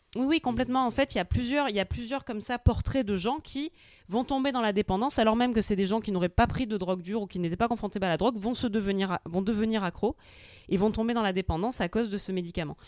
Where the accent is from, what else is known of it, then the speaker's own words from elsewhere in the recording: Corsica, France; je suis corse